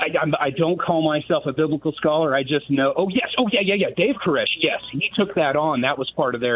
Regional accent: Fort Worth, Texas, United States; now in Edmond, Oklahoma, United States; I'm also from Fort Worth and growing up in Fort Worth in the 80s and 90s

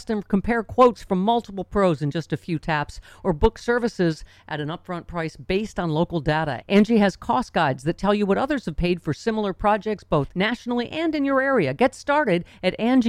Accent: New York, United States; moved away; my home state near Lockport

